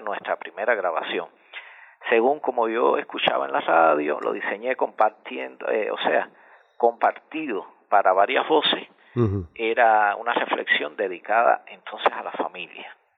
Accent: Meneses, Sancti Spíritus, Cuba; yo nací en 1984 aquí en Menece, un pequeño pueblo de campo ubicado en el centro norte de Cuba, específicamente Jorge, en la provincia de Santi Espíritus

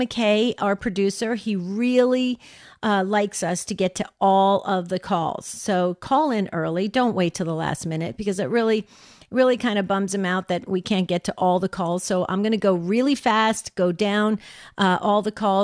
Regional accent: New Jersey, United States; I grew up in New Jersey

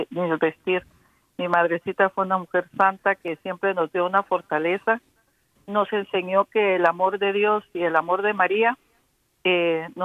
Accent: Guatemala; Aquí saludándolos desde New Jersey. Soy de Guatemala.

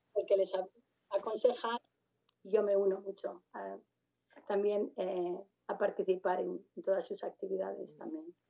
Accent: Madrid, Community of Madrid, Spain; moved away as an adult; now in United States; a pesar de ser de Madrid

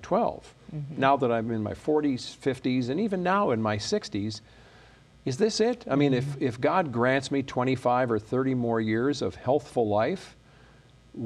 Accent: Chicago, Illinois, United States; moved away as an adult; now in Michigan, United States; So I grew up in Chicago. Left when I was about 18, 19 years old

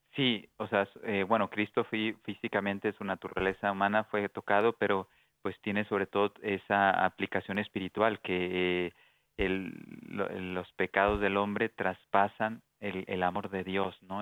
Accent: Durango, Mexico; en Durango, México, en la ciudad donde yo nací

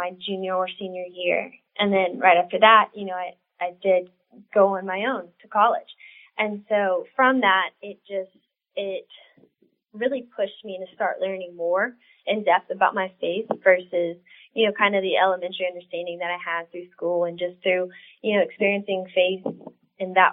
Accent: South Louisiana, United States; I was born and raised in South Louisiana

